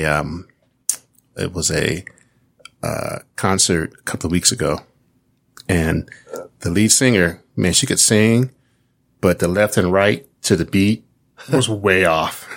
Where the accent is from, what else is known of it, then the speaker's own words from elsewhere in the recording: Kansas City, United States; I'm from Kansas City